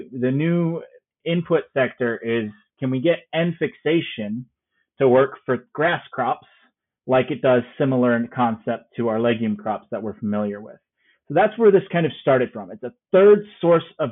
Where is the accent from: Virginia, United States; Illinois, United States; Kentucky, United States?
Illinois, United States; Byron; also born or lived in Champaign-Urbana, Illinois; I am an Illinois native, so I grew up in Byron, Illinois, up there in north in Ogle County.